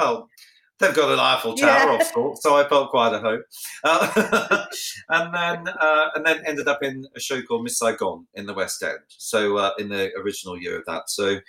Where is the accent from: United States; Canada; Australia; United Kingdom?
Australia; obviously the first one is about my life growing up in Australia. And a lot of people don't know I'm Australian because I have, you know, I speak beautifully like the Queen.